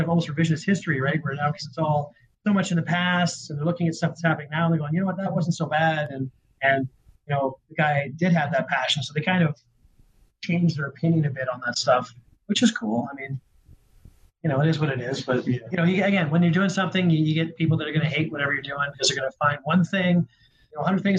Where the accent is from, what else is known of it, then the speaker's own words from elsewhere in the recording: near Vancouver, British Columbia, Canada; now in Calgary, Canada; I grew up near Vancouver